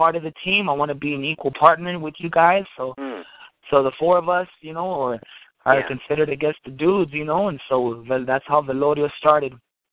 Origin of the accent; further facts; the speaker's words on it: Los Angeles, California, United States; I'm from Los Angeles, California, born and raised.